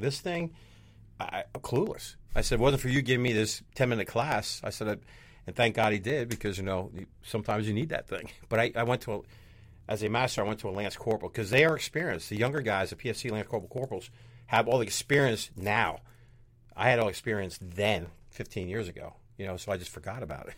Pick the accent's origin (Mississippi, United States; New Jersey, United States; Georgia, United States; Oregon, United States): New Jersey, United States; I'm from New Jersey